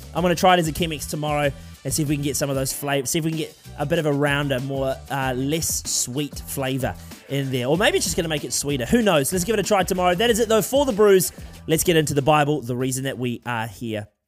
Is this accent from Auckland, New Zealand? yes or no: no; Wellington, New Zealand; from Wellington, uh, the place where I grew up here in New Zealand